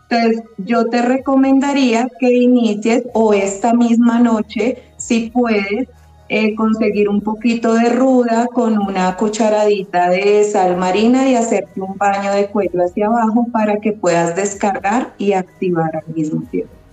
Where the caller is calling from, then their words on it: Colombia; Desde Colombia.